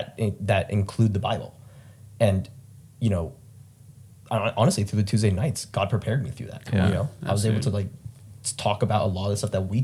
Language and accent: English; Philippines; Like my family's huge. I'm Filipino, so it's like just like a huge family.